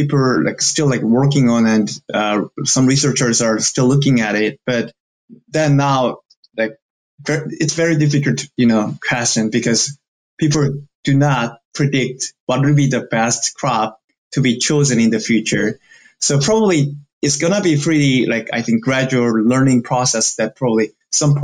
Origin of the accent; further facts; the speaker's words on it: South Korea; now in United States; I'm from South Korea